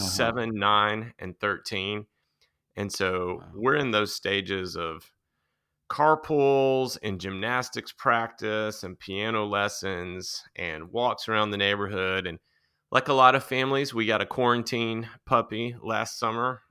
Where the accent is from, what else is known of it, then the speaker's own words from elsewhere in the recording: Nashville, Tennessee, United States; I grew up outside of Nashville, um, kind of in the country back then